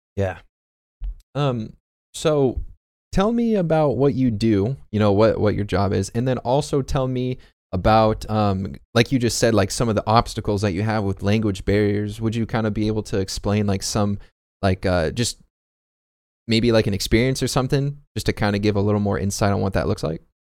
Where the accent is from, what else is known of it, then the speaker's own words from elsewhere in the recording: United States; I come from America